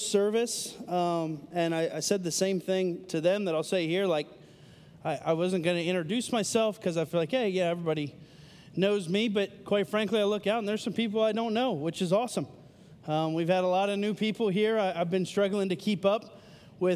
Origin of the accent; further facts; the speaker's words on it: Pennsylvania, United States; now in Marietta, United States; I live in Marietta. Love living in Marietta. I am from Pennsylvania